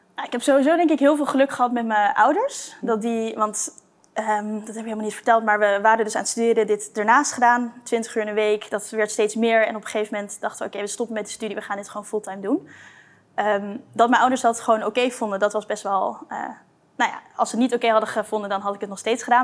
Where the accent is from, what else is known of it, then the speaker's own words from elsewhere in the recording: Blaricum, North Holland, Netherlands; moved away as an adult; also born or lived in Delft; now in Amsterdam, Netherlands; in Blarikum, ja. Dus hm. daar eh, mijn jeugd doorgebracht